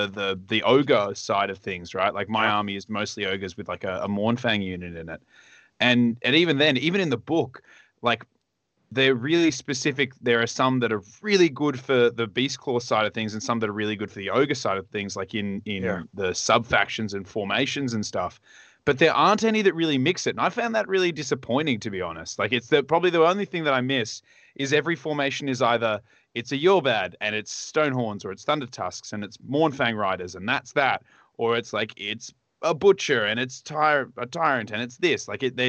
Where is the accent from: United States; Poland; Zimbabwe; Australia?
Australia; down there, we kind of are the butt of the world. Like, I mean, if you think about the world as a person, we're on the lower back area.